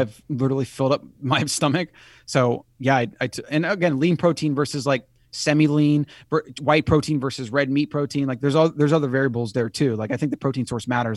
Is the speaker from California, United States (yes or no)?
no; Florida, United States; I grew up in Florida